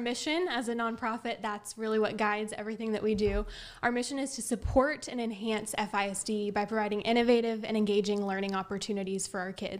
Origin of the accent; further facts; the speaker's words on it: Friendswood, Texas, United States; I was essentially born and raised in Friendswood, as were my parents and younger brother.